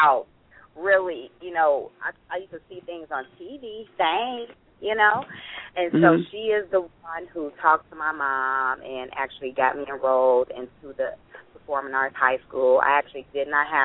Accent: Chicago, Illinois, United States; I grew up on the south side of Chicago

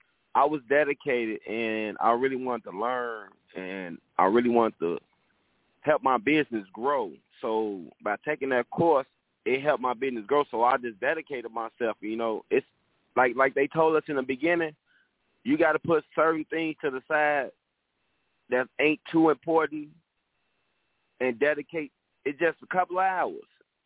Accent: Inglewood, California, United States; By me growing up in Inglewood, it's a poverty area, and I've seen so much in my life.

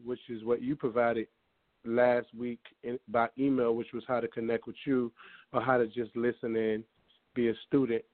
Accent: Virginia, United States; now in Charlotte, United States; I'm from VA

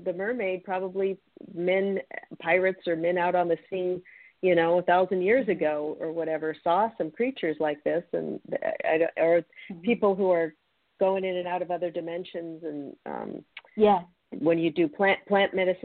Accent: Seattle, Washington, United States; I grew up in Seattle, outside of Seattle, and I grew up with the Bigfoot legend

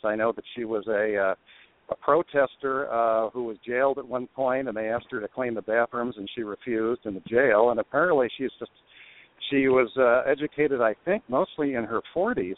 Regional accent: New Jersey, United States; also born or lived in New York; I was born in New York and raised mostly in New Jersey

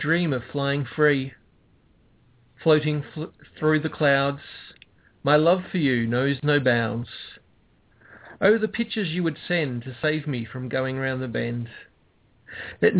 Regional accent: Australia; also born or lived in Melbourne, Victoria; I am an Aussie

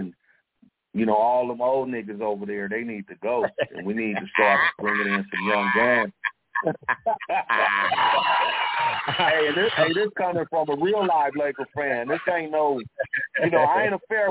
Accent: Tulsa, Oklahoma, United States; also born or lived in Los Angeles, California; I'm originally from Tulsa, Oklahoma

